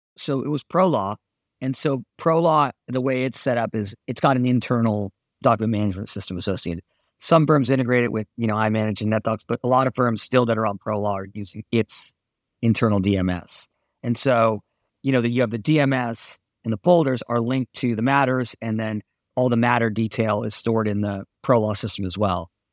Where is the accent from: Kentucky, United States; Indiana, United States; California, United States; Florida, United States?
California, United States; Southern; I grew up in Southern California